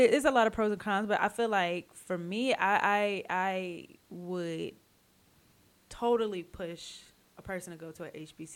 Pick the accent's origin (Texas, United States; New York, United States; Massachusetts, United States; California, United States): Texas, United States; Central; I'm really from Central Texas.